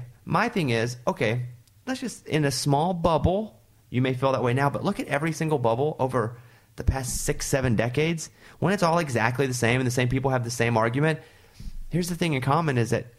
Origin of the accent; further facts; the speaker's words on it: Arkansas, United States; I'm from Arkansas